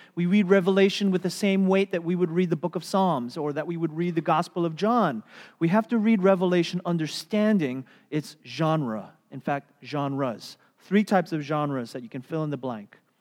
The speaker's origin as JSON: {"language": "English", "country": "United States", "said": "as American Christians"}